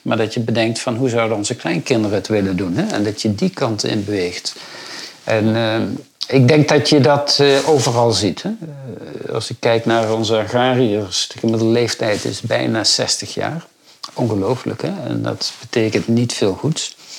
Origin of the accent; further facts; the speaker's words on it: rural Brabant, North Brabant, Netherlands; En ik kom zelf van het Brabantse platteland